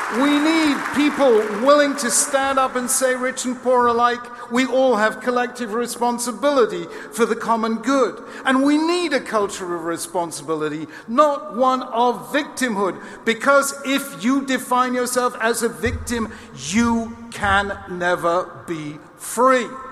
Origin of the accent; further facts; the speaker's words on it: United Kingdom; as a Brit